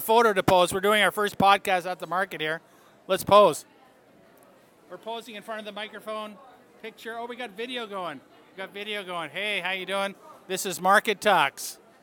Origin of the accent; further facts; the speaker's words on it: Quebec, Canada; I grew up in Quebec